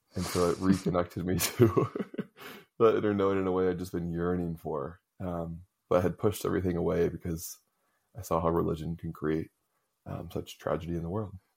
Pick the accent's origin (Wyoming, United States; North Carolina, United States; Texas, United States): North Carolina, United States; Raleigh; I grew up in the South, in Raleigh, North Carolina